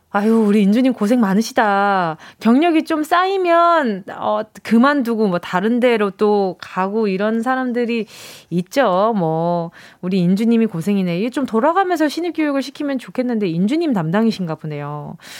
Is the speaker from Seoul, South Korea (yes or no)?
no; Busan, South Korea; moved away; 제가 또 고향이 부산이잖아요